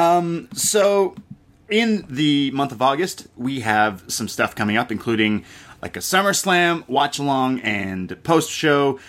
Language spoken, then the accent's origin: English; Canada; I'm Canadian